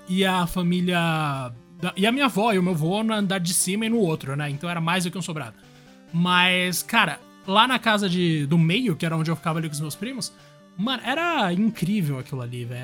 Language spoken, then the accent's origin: Portuguese; Guarulhos, São Paulo, Brazil; also born or lived in Zona Norte, São Paulo; em Guarulhos, mas a minha vida inteira, entre os 0 e 16 anos, estava dividida entre Guarulhos e Zona Norte de São Paulo